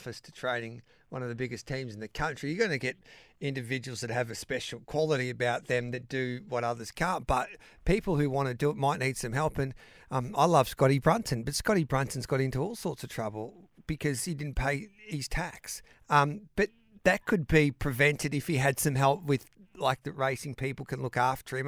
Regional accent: Mildura, Victoria, Australia; moved away; My old town was Mildura

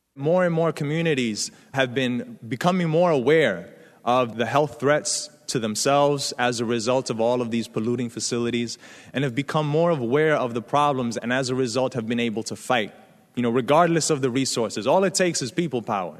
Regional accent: New York City, New York, United States; I come from the South Bronx. I grew up in the eighties, in the era of crack

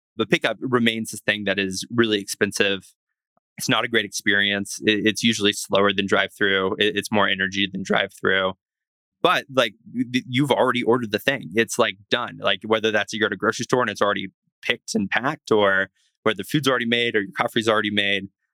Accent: the South, United States; I grew up like in the South, pretty religious, grew up homeschooled

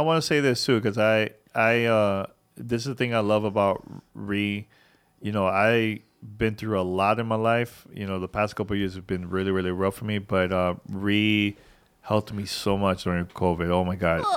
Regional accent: New York City, New York, United States; growing up in New York City, you know, my mom didn't really, you know, my parents didn't really have a lot of money

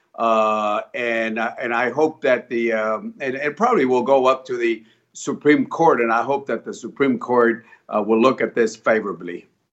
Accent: San Antonio, Texas, United States; my hometown of San Antonio

